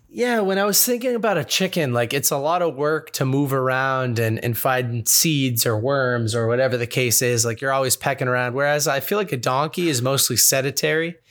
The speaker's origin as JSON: {"language": "English", "town": "Boston", "region": "Massachusetts", "country": "United States", "tie": "born or raised there", "said": "Growing up in Boston"}